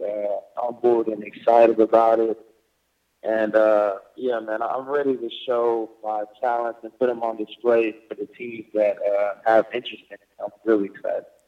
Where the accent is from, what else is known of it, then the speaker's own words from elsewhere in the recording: Texas, United States; my hometown in Texas